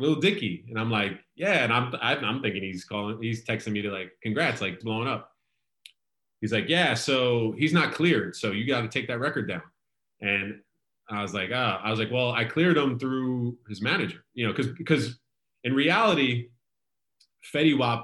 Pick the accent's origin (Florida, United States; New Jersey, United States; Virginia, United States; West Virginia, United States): New Jersey, United States; I'm from Jersey